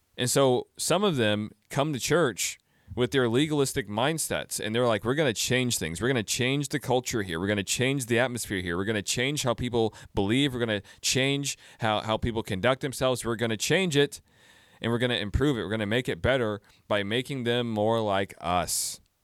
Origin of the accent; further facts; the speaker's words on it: United States; I'm an American Christian